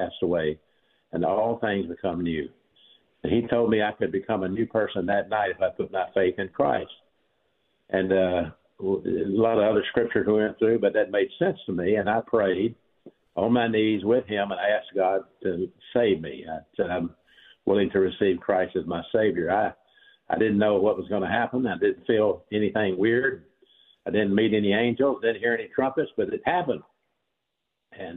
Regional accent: Birmingham, Alabama, United States; I'm from Birmingham, Alabama, is where I grew up.

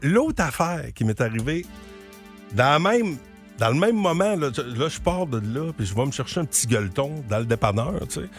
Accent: Gaspésie, Quebec, Canada; accent: Gaspésien English accent; mon accent anglais gaspésien

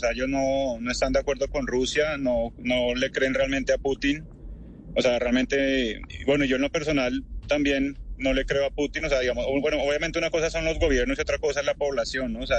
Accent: Barranquilla, Atlántico, Colombia; now in Ukraine; Yo soy colombiano, yo soy de Barranquilla. Ya no se me nota mucho por el acento, nadie me cree, pero soy de Barranquilla.

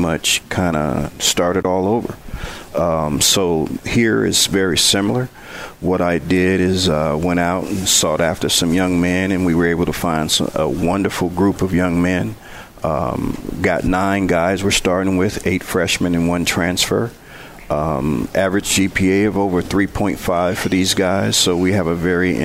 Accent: Benton Harbor, Michigan, United States; moved away; also born or lived in Prairie View, Texas; growing up in Benton Harbor

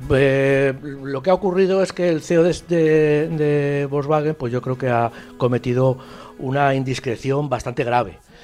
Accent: Spain; nosotros como, españoles

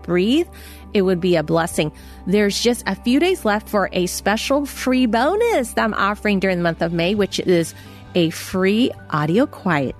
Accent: San Francisco, California, United States; I was born in San Francisco Chinatown

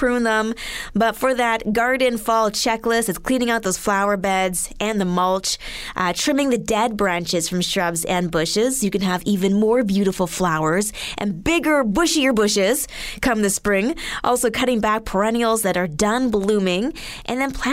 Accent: Alberta, Canada; moved away; back home, I'm from Alberta, we had to bag everything

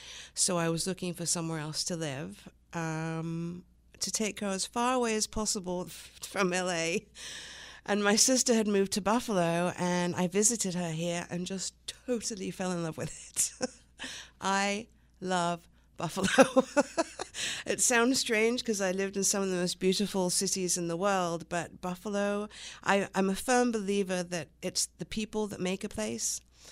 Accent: England, United Kingdom; also born or lived in Long Island, United States; I was born in Long Island, so I am American, but I was only here for a few months, and then moved to England, where my mother's from, and stayed there until I was about nine.

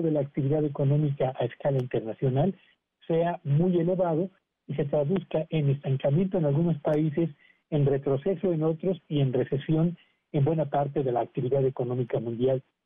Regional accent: Mexico

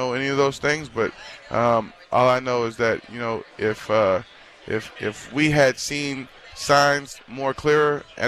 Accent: Charleston, South Carolina, United States; now in Cincinnati, United States; Charleston, South Carolina.

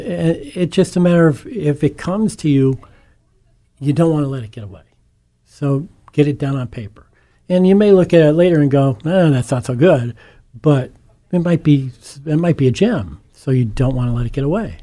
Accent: Scranton, Pennsylvania, United States; born and raised in Scranton, uh, one of eight children of, educated in the Scranton School District and went to the University of Scranton

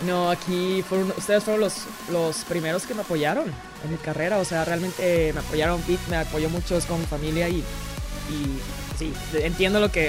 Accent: Mexico; mi país, a México

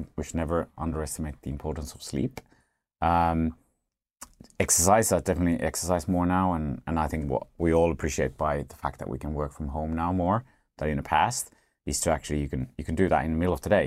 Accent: Finland; I'm from Finland

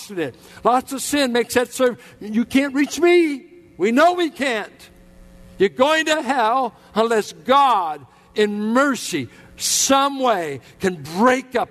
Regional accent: Richmond, United States; I grew up in the Richmond Triangle

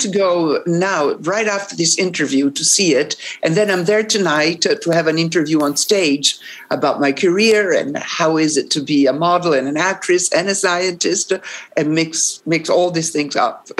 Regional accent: Rome, Lazio, Italy; English is a second language; I'm from Rome

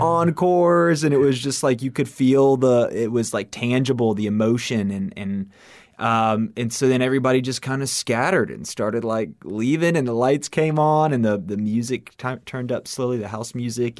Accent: Miami, Florida, United States; I was born and raised in Miami, Florida

